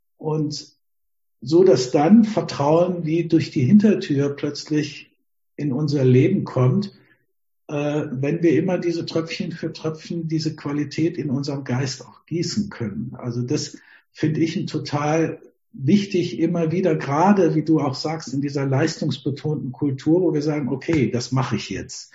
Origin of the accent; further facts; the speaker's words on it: Germany; Wir haben ja als Deutsche